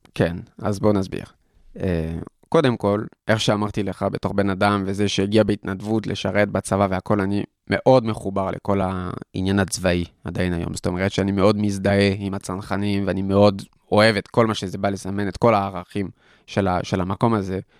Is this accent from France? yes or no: yes; Paris, Île-de-France, France; Hebrew is a second language; moved away as an adult; also born or lived in Tel Aviv, Israel; now in Israel; שם גדלתי, נולדתי, גדלתי בפריס, הייתי אה, כמעט 20 שנה שם בפריס